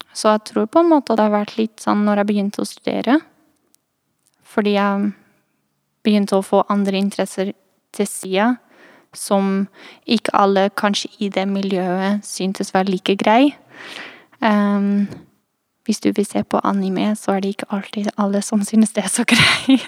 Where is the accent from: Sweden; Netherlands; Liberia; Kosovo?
Netherlands; accent: twang til trøndersk; Norwegian is a second language; moved away as an adult; also born or lived in Trondheim, Norway; now in Oslo, Norway; jeg er fra Nederland, egentlig